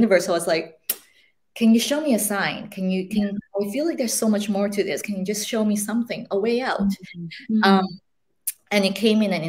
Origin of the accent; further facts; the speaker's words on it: Malaysia; moved away; I speak Mandarin and Cantonese along with English and all the other languages that we've been raised in Malaysia. I am originally from Malaysia